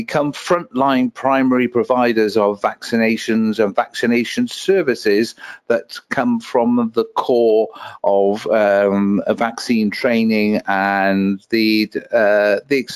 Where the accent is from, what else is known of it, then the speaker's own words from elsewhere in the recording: Wales, United Kingdom; I am from Wales